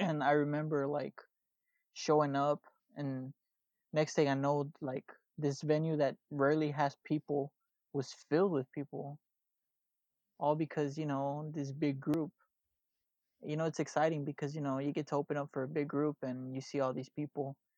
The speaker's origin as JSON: {"language": "English", "town": "Houston", "region": "Texas", "country": "United States", "said": "I'm here from Houston, Texas"}